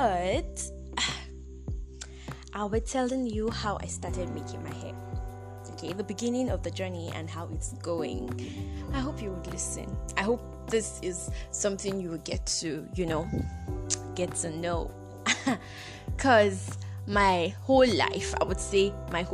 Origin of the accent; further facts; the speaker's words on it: Nigeria; I actually traveled out of my hometown